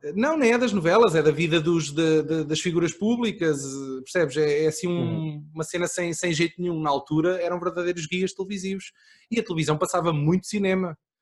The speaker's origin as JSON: {"language": "Portuguese", "region": "Aveiro District", "country": "Portugal", "said": "eu sou mais de cima, sou do distrito de Aveiro"}